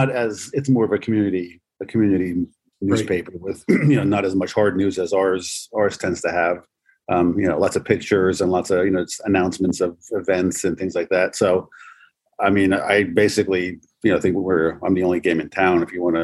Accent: Ocean Township, New Jersey, United States; also born or lived in Northern Virginia; I grew up in New Jersey, born and raised here. I grew up down the shore, mostly in Ocean Township, just next to Asbury Park.

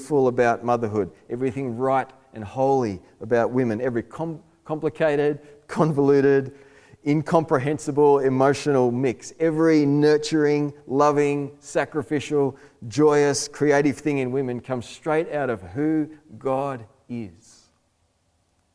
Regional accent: Australia; I'm an Aussie male

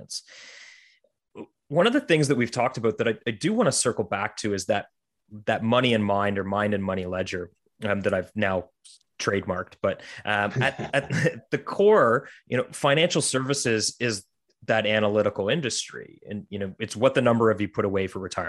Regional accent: Canada; growing up in Canada

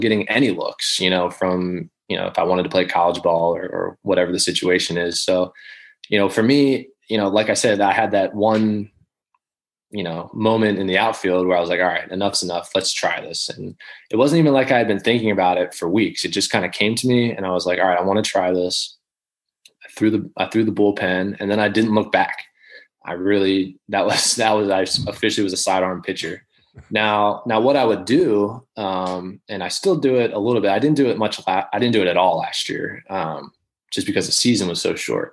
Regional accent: Baltimore, Maryland, United States; I grew up in Baltimore, so I'd always kind of, you know, especially in the minors, I was still semi pulling for the Orioles just as a, you know, Baltimore kid

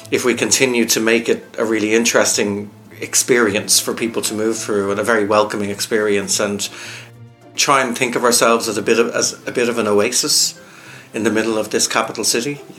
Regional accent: Ireland; And I think as children growing up in Ireland, reading has always been really important in this country and engaging with our poetry and engaging with, with our writing and our story.

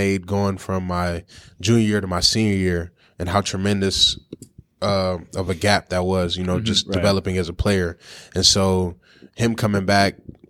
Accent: River Rouge, Michigan, United States; also born or lived in Nigeria; growing up in Michigan

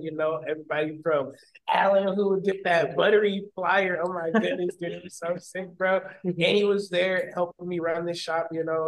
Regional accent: Westland, Michigan, United States; Westland is where I'm primarily from

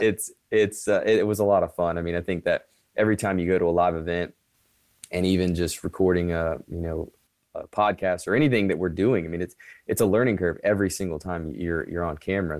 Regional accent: Currituck, North Carolina, United States; also born or lived in Kill Devil Hills, North Carolina; we grew up in Currituck, North Carolina, Killable Hills, North Carolina.

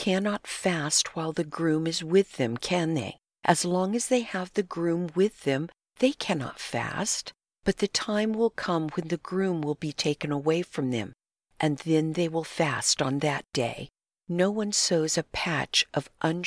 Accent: Southern California, United States; We grew up in Southern California and went to the same junior high

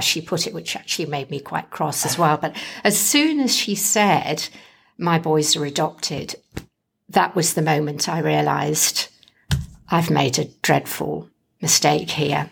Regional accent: England, United Kingdom; now in Western Australia, Australia; being English, I don't do a lot of yelling.

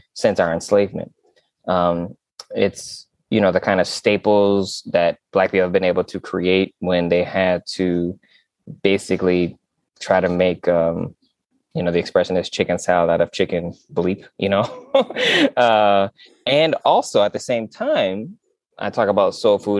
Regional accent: West Michigan, United States; I'm from West Michigan

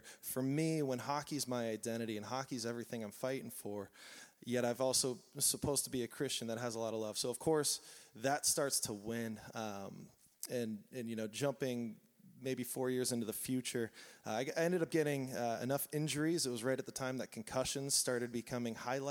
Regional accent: Southern California, United States; I grew up here in Southern California

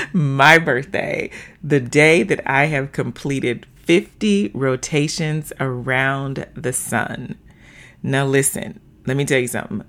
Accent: the South, United States; moved away as an adult; also born or lived in Little Rock, Arkansas; now in Seattle, United States; born and raised in the South, now living in the Pacific Northwest

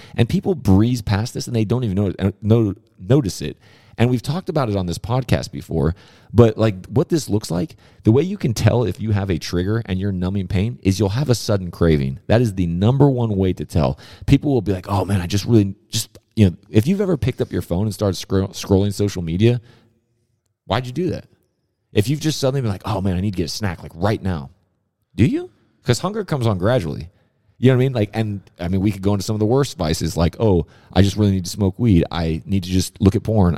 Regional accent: Southern California, United States; being a kid growing up in Southern California

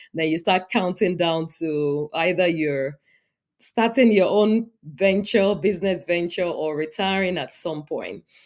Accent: Nigeria; now in United States; I'm an immigrant in the U S. I was born and raised in Nigeria, but now the United States is my home.

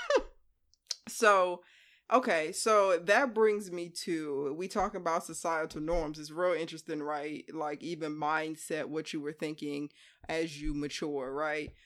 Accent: Hampton, Virginia, United States; moved away as an adult; we're identical twins, born and raised on the East Coast.

